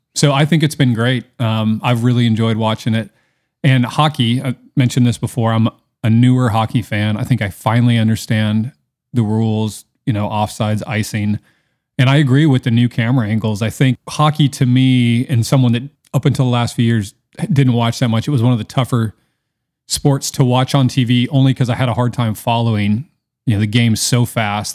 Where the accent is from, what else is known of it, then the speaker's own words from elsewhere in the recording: Seattle, Washington, United States; I'm from Seattle